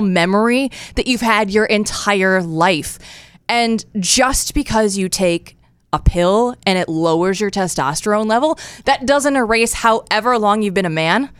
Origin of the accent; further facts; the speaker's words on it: Iowa, United States; moved away as an adult; also born or lived in Des Moines, Iowa / Portland, Oregon / Eugene, Oregon; moved originally from Iowa, born and raised. I was a Hawkeye growing up